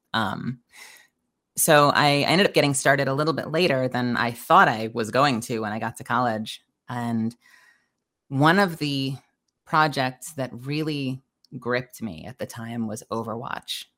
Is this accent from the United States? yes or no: yes; United States; also born or lived in Dallas; now in Los Angeles, United States; I'm originally from New York